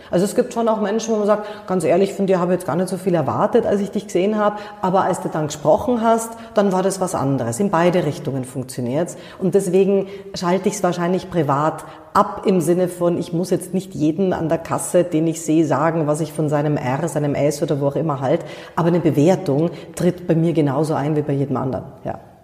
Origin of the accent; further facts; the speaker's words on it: Munich, Bavaria, Germany; ich bin in München geboren